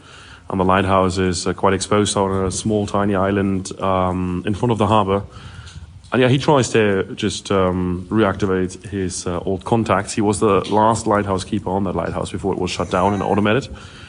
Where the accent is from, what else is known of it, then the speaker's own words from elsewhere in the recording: Germany; now in Iceland; I'm originally from Germany, but live in Iceland nowadays.